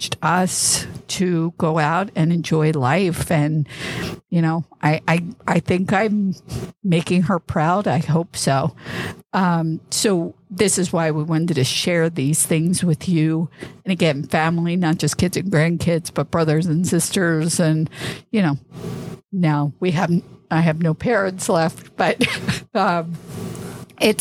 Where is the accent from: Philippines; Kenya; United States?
United States; East Coast; moved away; I grew up on the East Coast.